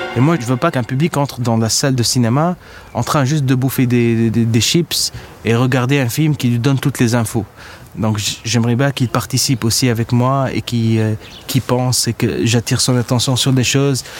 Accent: Tunis, Tunis Governorate, Tunisia; Je suis né à Tunis en 84 ici.

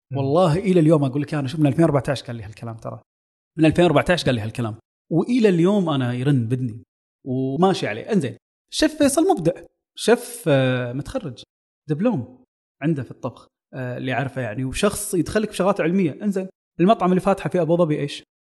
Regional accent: Kuwait; عندنا بالكويت

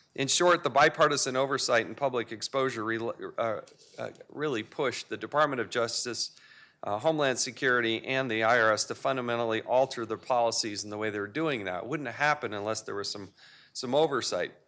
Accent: United States

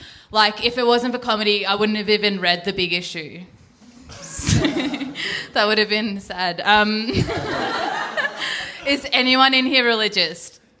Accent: India; I'm Indian, but I'm kind of basically white.

